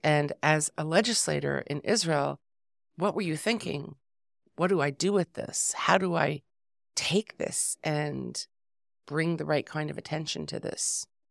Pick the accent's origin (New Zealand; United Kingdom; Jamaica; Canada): Canada; I'm Canadian